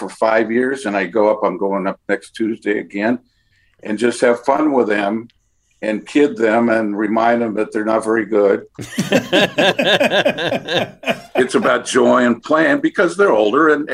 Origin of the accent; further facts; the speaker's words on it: Los Angeles, California, United States; the Dodgers, my hometown team